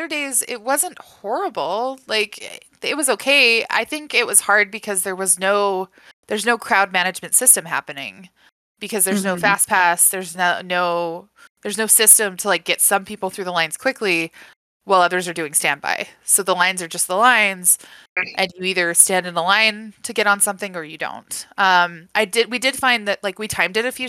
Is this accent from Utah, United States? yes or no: yes; Utah, United States; now in Wyoming, United States; I grew up in Utah.